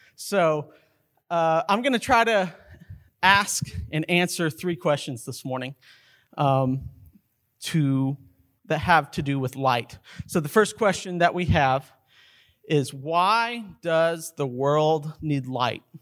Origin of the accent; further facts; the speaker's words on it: Carlsbad, New Mexico, United States; growing up in Carlsbad, New Mexico